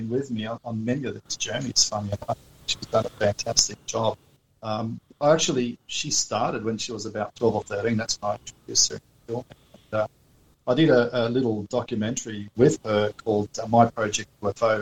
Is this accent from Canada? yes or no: no; Australia; we're from Australia